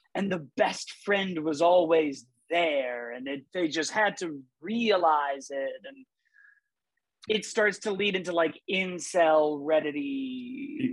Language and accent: English; Glenview, Illinois, United States; I grew up in Glenview, Illinois